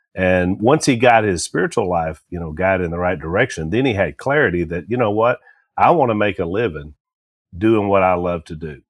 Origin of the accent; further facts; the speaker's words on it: Louisiana, United States; we're from Louisiana